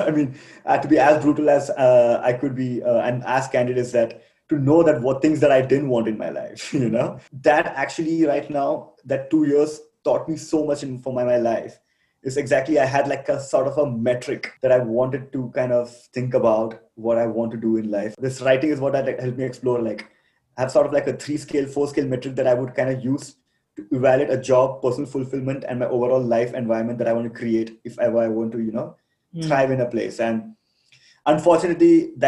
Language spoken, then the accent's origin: English; Kerala, India; moved away as an adult; also born or lived in Delhi; now in Rwanda; I come from Kerala